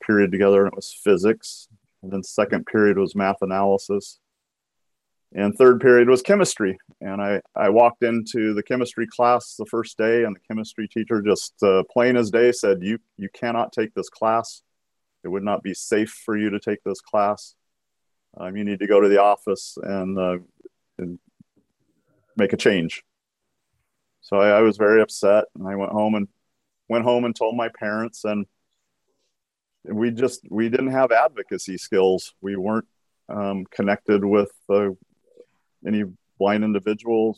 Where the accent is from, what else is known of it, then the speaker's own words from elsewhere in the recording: Washington, United States; also born or lived in Aberdeen, Washington / Bellingham, Washington; I was born in Aberdeen, Washington